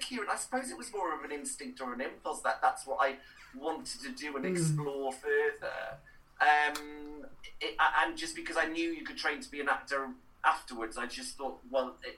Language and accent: English; Cowbridge, Wales, United Kingdom; first language Welsh; English is a second language; moved away; I grew up in Cowbridge